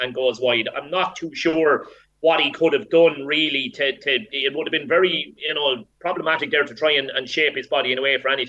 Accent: Ireland; as Irish people

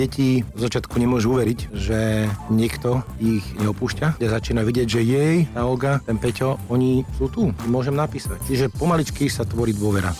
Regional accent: Slovakia

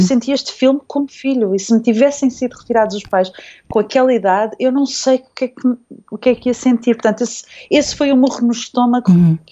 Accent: Terceira Island, Azores, Portugal; moved away; a Ilha Terceira foi onde eu cresci

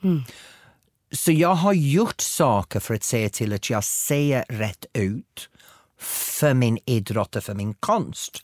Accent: northern England, United Kingdom; accent: broad northern English; first language English; Swedish is a second language; moved away as an adult; now in Sweden; på engelska så har jag en väldigt bred norra engelsk dialekt

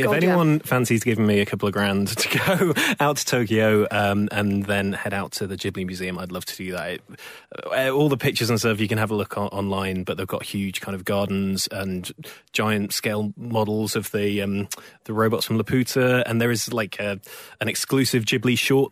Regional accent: Nottingham, East Midlands, United Kingdom; now in London, United Kingdom; I'm from Nottingham as well

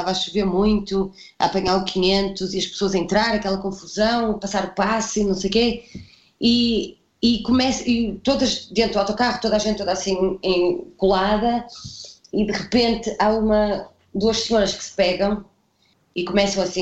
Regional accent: Barcelos, Braga, Portugal; also born or lived in Porto; now in Lisbon, Portugal; eu, tinha vivido no Porto, mas eu sou de Barcelos, não é? E ir de Barcelos para o Porto já há uma diferença grande.

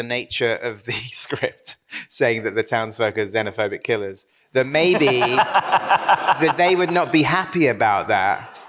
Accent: Wales, United Kingdom; I had weird things though, because I was from Wales.

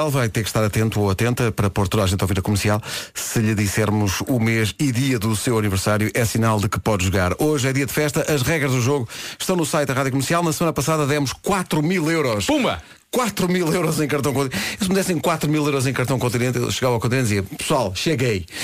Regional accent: Brazil; now in Portugal; como eu venho do Brasil, disseram-me para eu dizer isto.

